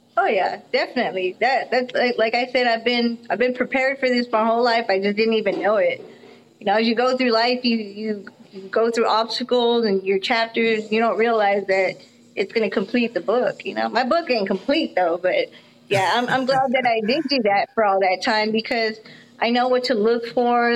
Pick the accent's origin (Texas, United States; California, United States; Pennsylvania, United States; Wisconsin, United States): Texas, United States; Austin and El Paso; moved away as an adult; now in Denton, United States; I'm from Austin and El Paso. every city I lived in has been like a, a very humongous city